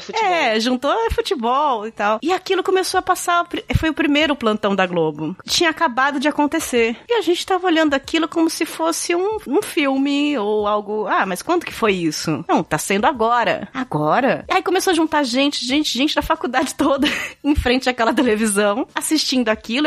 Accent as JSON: {"language": "Portuguese", "region": "São Paulo", "country": "Brazil", "said": "eu sou de São Paulo"}